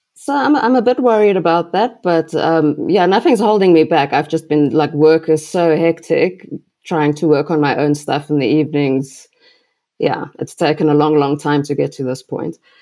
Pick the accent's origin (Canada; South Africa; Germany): South Africa; I'm from South Africa